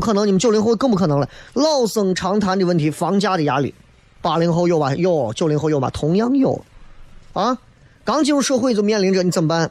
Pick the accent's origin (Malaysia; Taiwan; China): China; Xi'an, Shaanxi; 作为一个西安人